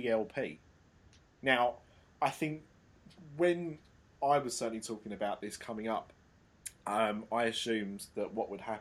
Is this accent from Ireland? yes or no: no; United Kingdom; I'm such a Brit